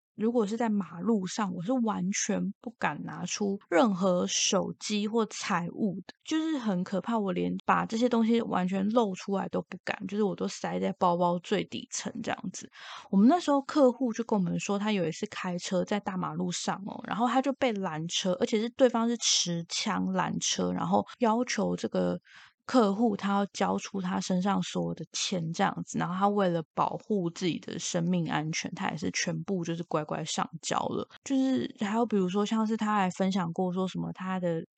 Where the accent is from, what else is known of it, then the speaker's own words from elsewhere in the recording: Taiwan; 以台湾人的习惯来讲